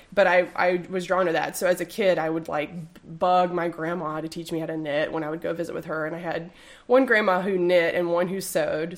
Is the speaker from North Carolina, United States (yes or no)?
yes; Durham, North Carolina, United States; moved away as an adult; now in Greensboro, United States; I'm like a at least like a fourth generation Durhamite. My great grandfather started a plumbing business there that my dad still runs, so all my family is